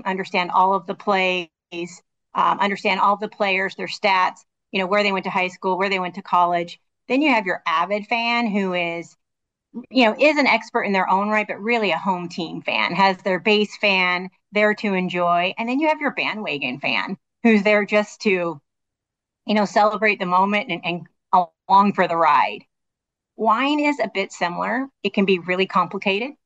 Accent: Washington, United States; moved away as an adult; also born or lived in Modesto, California; I was born in Washington State, graduated from Washington State

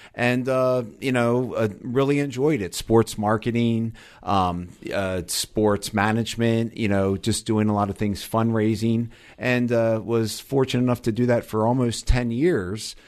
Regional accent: Delaware, United States; moved away; also born or lived in New Jersey; I'm from the East Coast originally, grew up, actually was born in Delaware

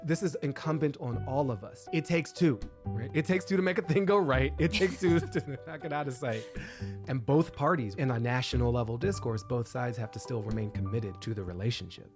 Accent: Australia; moved away as an adult; now in Minneapolis, United States; I grew up in Australia

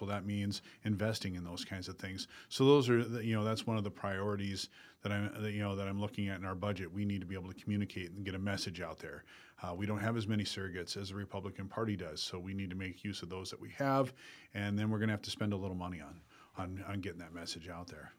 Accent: Dell Rapids, South Dakota, United States; I became a business owner in my hometown of Del Rapids

